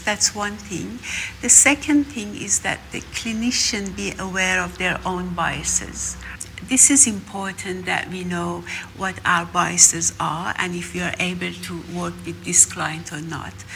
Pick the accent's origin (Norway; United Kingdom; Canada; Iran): Iran; moved away; I'm from Iran too